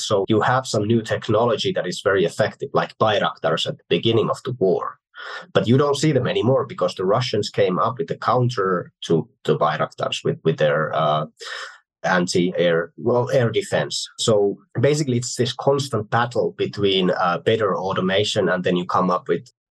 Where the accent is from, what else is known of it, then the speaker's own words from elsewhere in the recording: Finland; I like to bring up Finland. Well, it's my home country